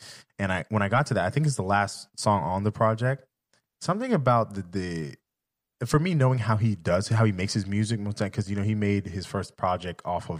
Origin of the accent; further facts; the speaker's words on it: outside of Los Angeles, California, United States; I'm from California, LA, outside of LA to be exact. So I grew up in church. I grew up playing music in church.